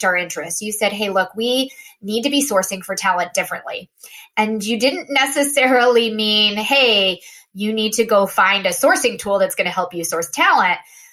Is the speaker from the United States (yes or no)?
yes; Austin, Texas, United States; now in Boston, United States; I live in Boston, but I am originally from Austin